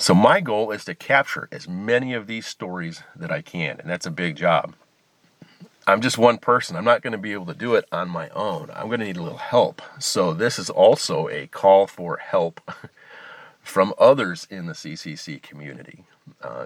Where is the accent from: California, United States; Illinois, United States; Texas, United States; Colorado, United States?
Illinois, United States; outside of Chicago; I grew up outside in Illinois, outside of Chicago.